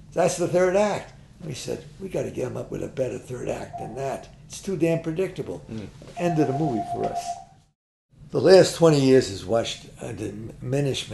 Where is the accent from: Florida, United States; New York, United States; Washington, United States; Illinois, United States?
New York, United States; We're artists. And we're both from New York. We're both from the Bronx.